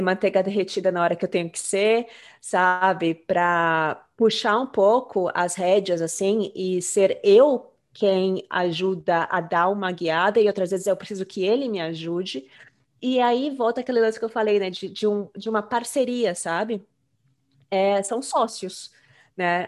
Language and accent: Portuguese; Brazil; now in United States; a gente saiu do Brasil.